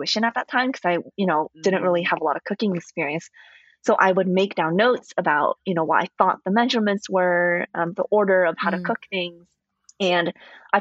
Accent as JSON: {"language": "English", "town": "Fremont", "region": "California", "country": "United States", "tie": "born or raised there", "also_born_or_lived": "St. Louis", "moved": "as an adult", "said": "I grew up near the San Francisco Bay Area in a little town called Fremont"}